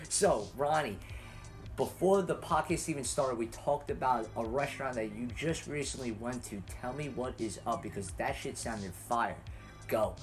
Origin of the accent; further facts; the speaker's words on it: New York City, New York, United States; I'm from Staten Island